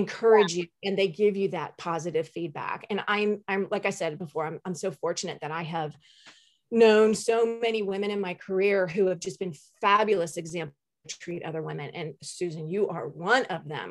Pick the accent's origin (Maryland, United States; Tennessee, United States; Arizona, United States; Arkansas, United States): Maryland, United States; moved away as an adult; also born or lived in Washington, D.C.; now in Jacksonville, United States; I grew up in Maryland